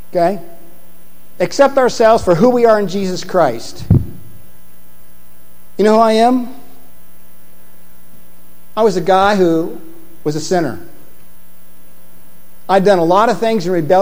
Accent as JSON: {"language": "English", "region": "Indiana", "country": "United States", "said": "I'm from Indiana"}